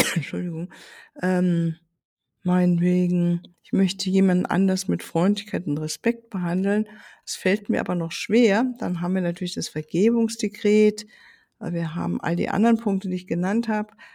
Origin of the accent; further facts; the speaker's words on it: Germany; hier bei uns in Deutschland